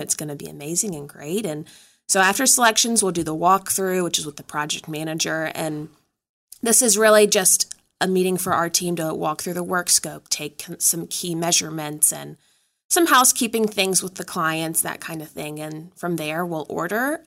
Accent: Danville, Virginia, United States; moved away; I'm originally from Danville, Virginia

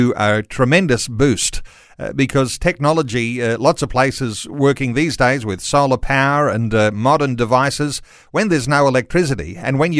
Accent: Australia; English-speaking Aussies

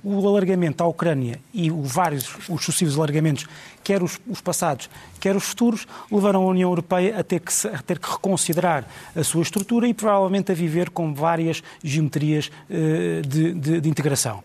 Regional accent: Portugal

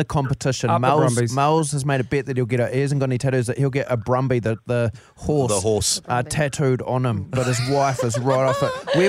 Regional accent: Rotorua, Bay of Plenty, New Zealand; I was born in Rotorua

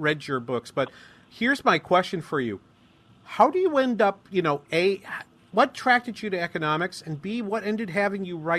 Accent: Claremont, California, United States; And I will let you know, I'm from Claremont

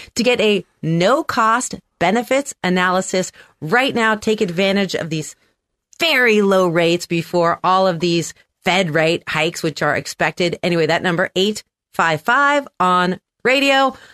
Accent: San Francisco, California, United States; also born or lived in Manhattan; I'm from San Francisco

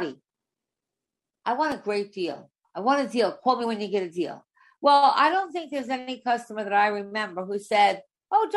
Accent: Long Island, New York, United States; I was born on Long Island

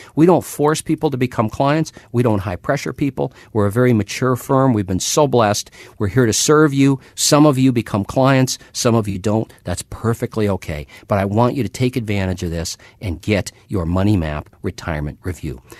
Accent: Minnesota, United States; When I was a kid growing up in Minnesota

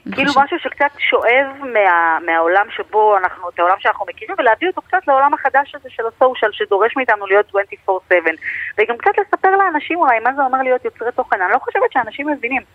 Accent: Israel; אנחנו ישראלים

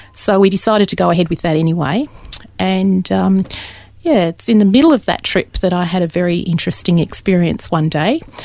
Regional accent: Dandenong, Victoria, Australia; I was born very locally in Dandenong, which isn't that far away.

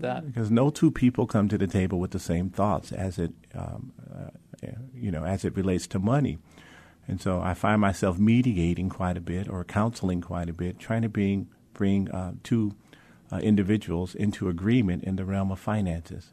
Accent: Mount Clemens, Michigan, United States; moved away; grew up in the suburbs of Detroit, little city called Mount Clemens

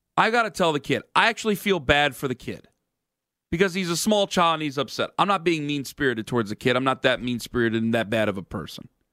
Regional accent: Cleveland, Ohio, United States; I'm from the Cleveland area, okay? I'm from Northeast Ohio

